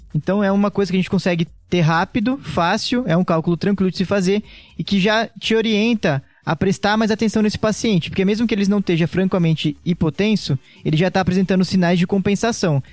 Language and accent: Portuguese; Piracicaba, São Paulo, Brazil; now in São Paulo, Brazil; Sou nasci em Piracicaba, interior de São Paulo. Sotaque vai me entregar aqui em algum momento